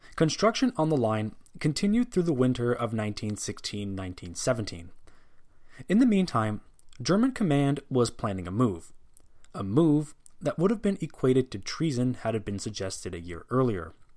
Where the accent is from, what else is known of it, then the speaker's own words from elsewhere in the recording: Canada; as a Canadian